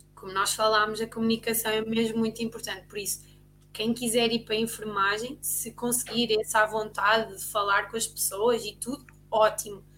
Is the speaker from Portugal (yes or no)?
yes; Ovar, Aveiro District, Portugal; nós somos do OVAR